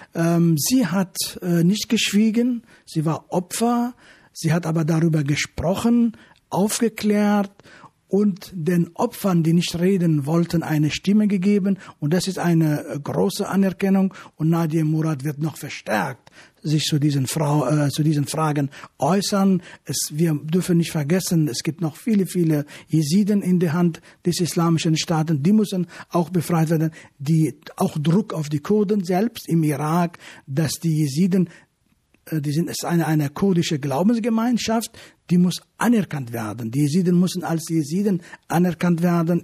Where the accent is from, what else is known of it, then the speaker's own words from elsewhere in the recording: Afrin, Aleppo Governorate, Syria; now in Germany; das ist meine alte Heimat, dort bin ich geboren